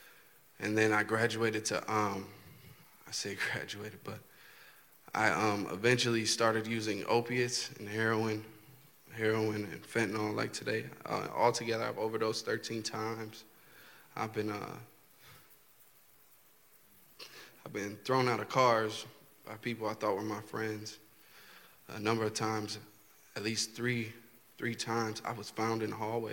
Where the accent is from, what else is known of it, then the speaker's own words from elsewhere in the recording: Milwaukee, Wisconsin, United States; from Milwaukee